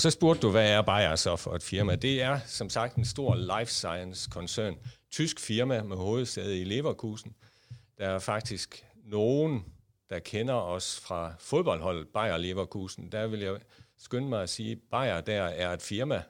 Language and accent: Danish; Jutland, Denmark; accent: Jutlandic; moved away as an adult; also born or lived in Copenhagen area; now in Copenhagen, Denmark; I kan måske høre på min accent, at jeg er født og opvokset i Jylland